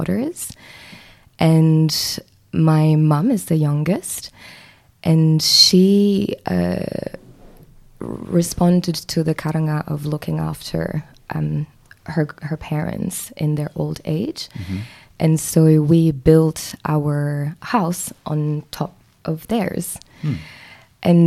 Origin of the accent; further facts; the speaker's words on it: Mauritius; moved away as an adult; now in New Zealand; I am from Mauritius, which is a small island in the Indian Ocean